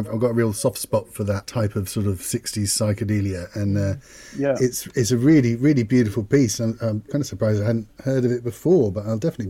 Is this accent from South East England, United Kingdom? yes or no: yes; Banbury, South East England, United Kingdom; I come from Banbury, where I was grew up in Banbury, near Cropredy.